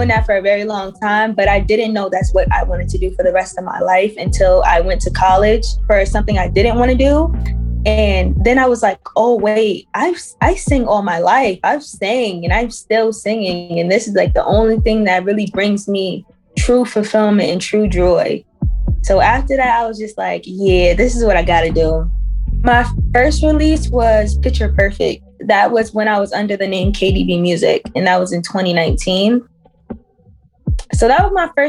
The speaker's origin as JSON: {"language": "English", "region": "Pennsylvania", "country": "United States", "tie": "born or raised there", "said": "I grew up in Pennsylvania, but my culture, my background is Trinidadian."}